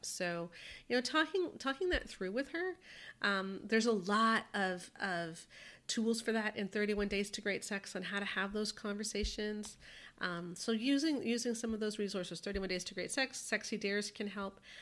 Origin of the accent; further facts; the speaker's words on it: Canada; speaking as a Canadian